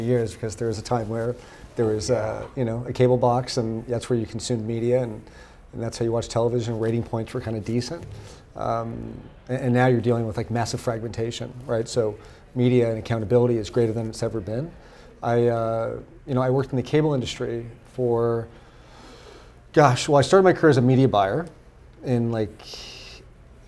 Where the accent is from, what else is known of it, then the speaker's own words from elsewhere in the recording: Los Angeles, California, United States; growing up in Los Angeles